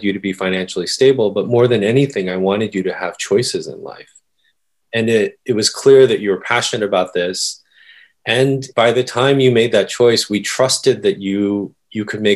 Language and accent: English; Oakland, California, United States; also born or lived in Korea; I'm from Northern California, the San Francisco Bay Area. So yeah, when we first immigrated, we moved into my uncle's house in Oakland and stayed in the Bay Area until I went to Williams.